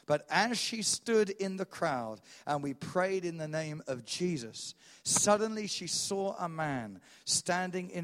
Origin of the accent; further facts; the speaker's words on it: England, United Kingdom; I'm an Englishman